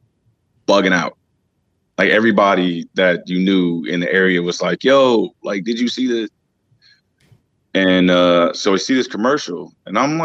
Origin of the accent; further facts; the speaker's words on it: Los Angeles, California, United States; I grew up in South Central